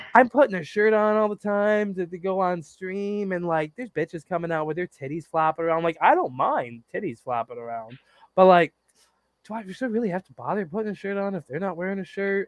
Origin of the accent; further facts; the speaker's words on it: United States; growing up in America as an American